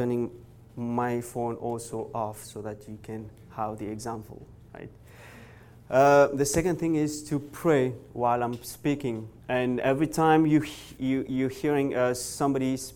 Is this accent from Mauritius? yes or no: yes; Mauritius; now in Montreal, Canada; I'm from originally from Mauritius, church in Montreal. I'm right now in Montreal